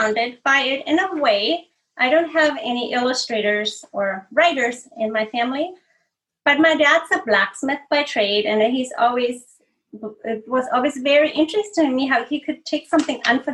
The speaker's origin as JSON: {"language": "English", "country": "Austria", "tie": "born or raised there", "moved": "as an adult", "lives_now": "California, United States", "said": "I'm from the Austrian Alps, and there's a lot of folk art"}